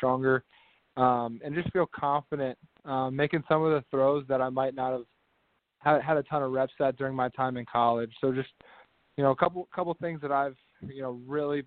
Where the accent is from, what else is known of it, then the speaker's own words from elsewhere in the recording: Midwest, United States; growing up in the Midwest, I felt like I was born and raised on Big Ten football